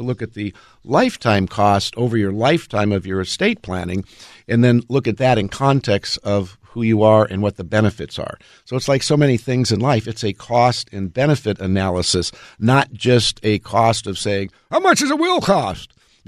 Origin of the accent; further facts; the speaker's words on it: California, United States; I grew up in Southern California, so we were always doing earthquake drills.